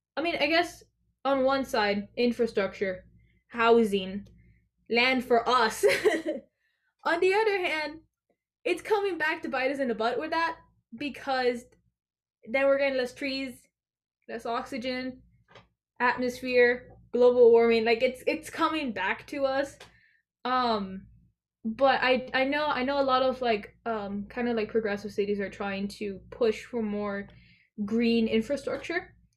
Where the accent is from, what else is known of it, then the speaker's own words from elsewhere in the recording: Florida, United States; I am a 17 year old junior uh, from Florida